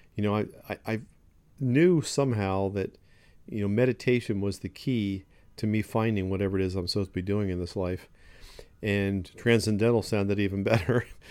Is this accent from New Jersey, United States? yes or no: yes; Ocean City, New Jersey, United States; I grew up in Ocean City, New Jersey.